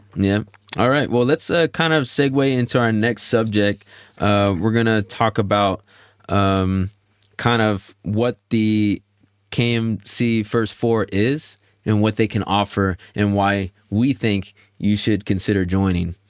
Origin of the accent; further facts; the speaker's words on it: Houston, Texas, United States; I'm from Houston, Texas